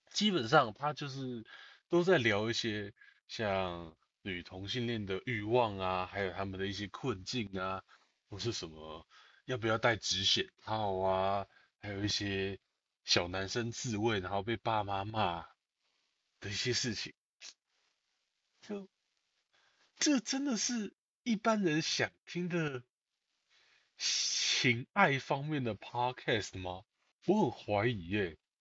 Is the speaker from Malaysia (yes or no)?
no; Taiwan; 我们台湾人